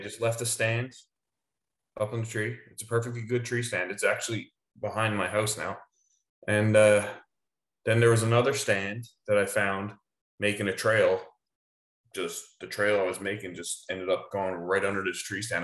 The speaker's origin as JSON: {"language": "English", "town": "Holyrood", "region": "Newfoundland and Labrador", "country": "Canada", "tie": "born or raised there", "moved": "yes", "lives_now": "Enfield, Canada"}